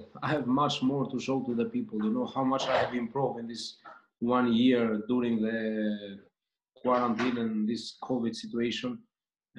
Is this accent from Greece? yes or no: yes; Greece; moved away; also born or lived in Austria; I grew up in Greece, but I have lived in Austria